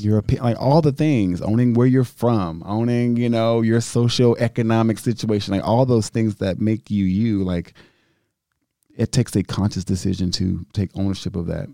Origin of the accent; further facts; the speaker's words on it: United States; I'm so grateful to just be an American